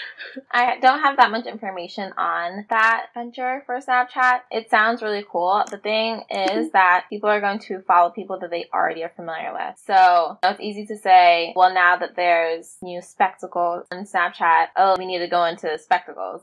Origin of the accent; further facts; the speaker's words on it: New York, United States; I am a New Yorker that is a publicist and I work at Factory PR